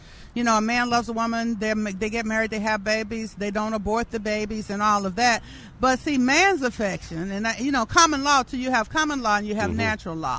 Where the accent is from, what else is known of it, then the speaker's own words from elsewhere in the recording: Birmingham, Alabama, United States; also born or lived in Atlanta, Georgia; You know, I was born in Atlanta, Georgia in 1951, moved to Birmingham with A.D. King, civil rights leader, brother Martin Luther King, and my mama Naomi, who's here with me.